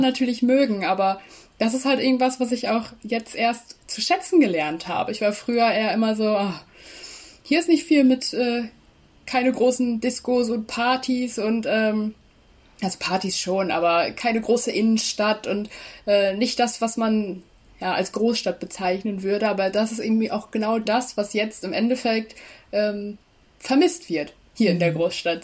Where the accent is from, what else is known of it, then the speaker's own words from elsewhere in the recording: Leer, Lower Saxony, Germany; now in Hannover, Germany; ich komme aus Leer quasi, aus ah. Mormaland.